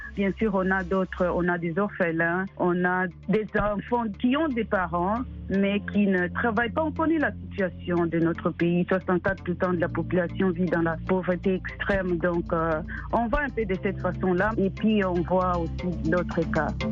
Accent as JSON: {"language": "French", "country": "DR Congo", "tie": "born or raised there", "moved": "yes", "lives_now": "United States", "said": "Je suis née et grandie au Congo"}